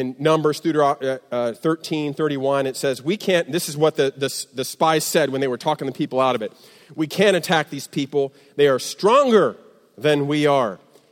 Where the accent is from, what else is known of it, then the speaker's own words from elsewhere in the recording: Midwest, United States; I'm from the Midwest, so we say creek